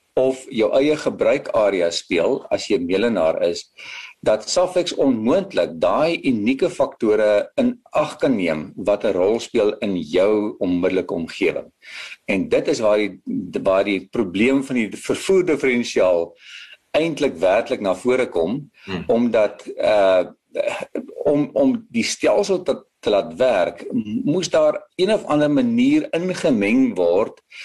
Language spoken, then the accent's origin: Afrikaans; South Africa; as 'n Afrikaner en as 'n uh, 'n persoon wat in die landbou